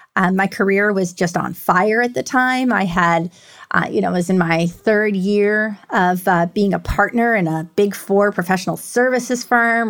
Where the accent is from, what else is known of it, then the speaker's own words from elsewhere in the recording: New York City, New York, United States; moved away as an adult; now in Houston, United States; I grew up in New York